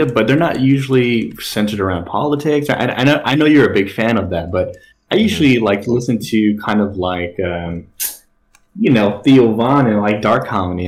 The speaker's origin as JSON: {"language": "English", "town": "Long Beach", "region": "California", "country": "United States", "said": "I come from Long Beach, right? My parents are immigrants"}